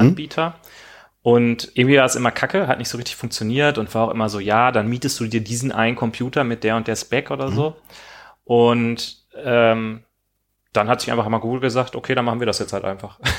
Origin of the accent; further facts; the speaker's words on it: Rhineland, Germany; ich komme aus dem Rheinland